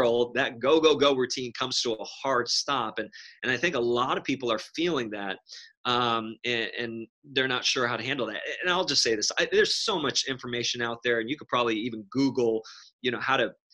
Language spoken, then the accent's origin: English; New York City, New York, United States; Growing up in New York City